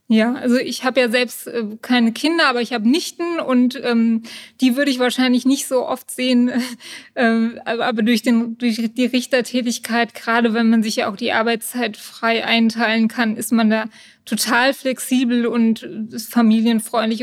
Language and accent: German; Königstein im Taunus, Hesse, Germany; Ich bin in Königstein geboren und lebe schon immer im Taunus